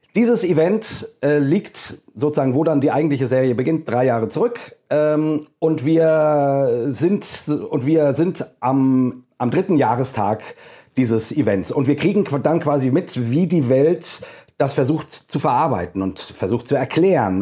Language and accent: German; Hesse, Germany; accent: hessisch; Ich äh, bin Deutscher, wie man hört, an meinem äh, ähm, wundervollen hessischen Akzent, den ich so habe